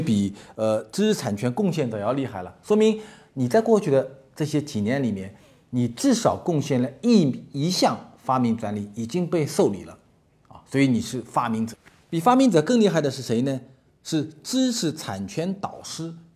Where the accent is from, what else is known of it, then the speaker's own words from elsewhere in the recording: China; 所以，我们中国人，所有中国的企业家、中国的商人，未来都会面临一个问题